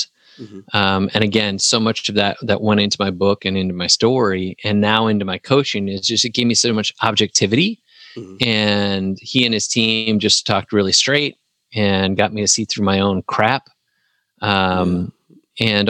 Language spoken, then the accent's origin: English; Wisconsin, United States; moved away as an adult; also born or lived in Huntsville, Alabama; now in Tennessee, United States; I was still in my hometown in Wisconsin for a couple more years